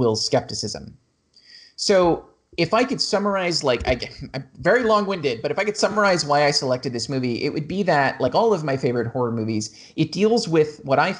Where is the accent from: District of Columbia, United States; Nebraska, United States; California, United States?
California, United States; Los Angeles; I grew up in Los Angeles